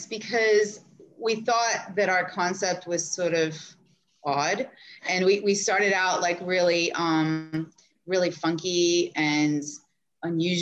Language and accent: English; Jacksonville, Florida, United States; I grew up in Jacksonville, Florida